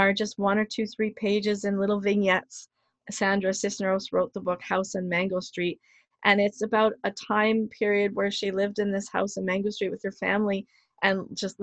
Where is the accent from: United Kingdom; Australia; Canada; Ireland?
Canada; I'm proud of being a Canadian.